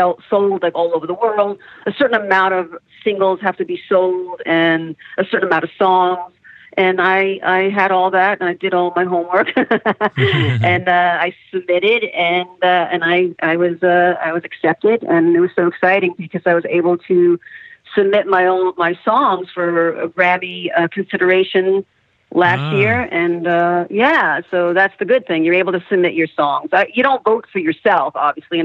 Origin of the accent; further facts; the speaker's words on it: New York, United States; I grew up in New York as a little girl